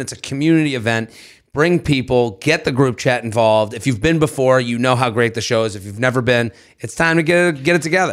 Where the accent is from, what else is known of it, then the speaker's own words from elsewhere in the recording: Boston, Massachusetts, United States; Beantown, my hometown